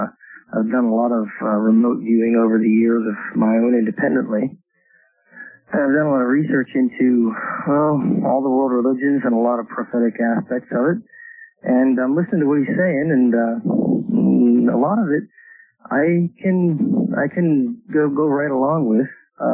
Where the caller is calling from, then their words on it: Glenwood Springs, Colorado, United States; I'm calling from Glenwood Springs, Colorado.